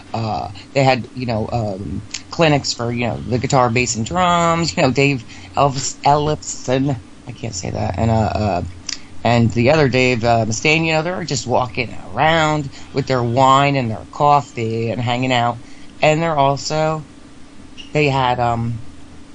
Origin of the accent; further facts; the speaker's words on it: New Jersey, United States; I'm from New Jersey, my friend. Yes, about 30 minutes west of New York City